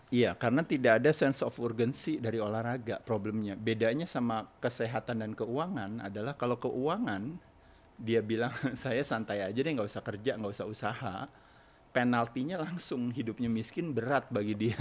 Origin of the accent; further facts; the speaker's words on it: Jakarta, Indonesia; moved away as an adult; also born or lived in Bali / Dalung; now in Bandung, Indonesia; saya lahir di Jakarta. Lahir di Jakarta? Di Jakarta sampai tua, setelah tua tinggal di Bandung